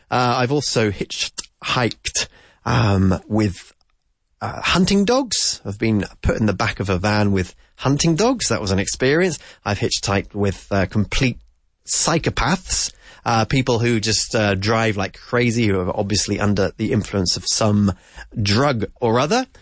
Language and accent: English; United Kingdom; as we say in the UK